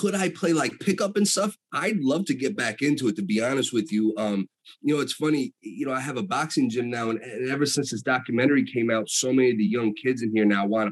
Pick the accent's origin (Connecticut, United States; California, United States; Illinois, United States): Connecticut, United States; Danbury; also born or lived in upstate New York; And I was born in Danbury. I lived a little bit in New York the first few years of my life, like upstate. And then we moved to Danbury when I was like 3-4 years old. So I've been basically in the area, my entire life